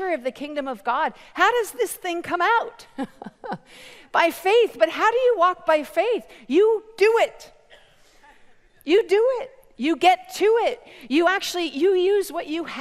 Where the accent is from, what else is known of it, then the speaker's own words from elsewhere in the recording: Canada; I'm from Canada